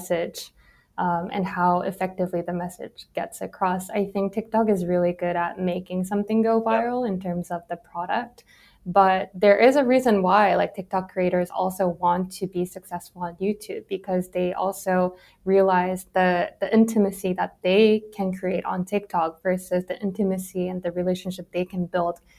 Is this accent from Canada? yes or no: no; South Korea; moved away as an adult; I grew up in Korea, and I went to all girls middle school, all girls high school, all women's college